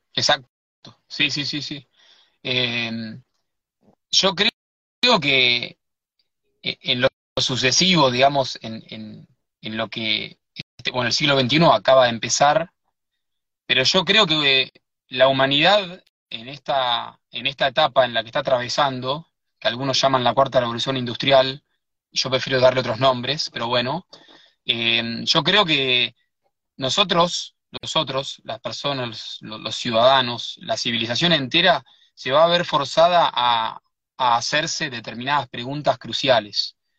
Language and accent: Spanish; Buenos Aires, Argentina; also born or lived in Sierras de Córdoba; now in Córdoba, Argentina; Yo soy de Buenos Aires, pero vivo en, la Sierra de Córdoba